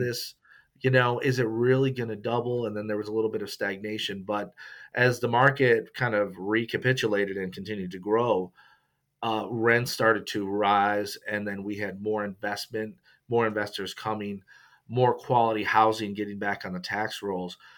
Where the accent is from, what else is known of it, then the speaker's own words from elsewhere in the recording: Rochester, New York, United States; moved away as an adult; also born or lived in Syracuse, New York / Memphis, Tennessee; now in Mississippi, United States; I'm originally from Rochester, New York, in the upstate